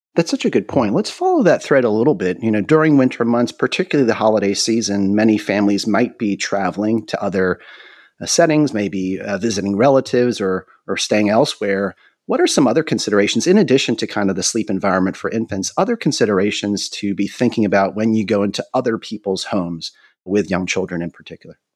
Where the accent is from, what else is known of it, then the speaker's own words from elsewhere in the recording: North Carolina, United States; we in North Carolina aren't quite as familiar with ice and snow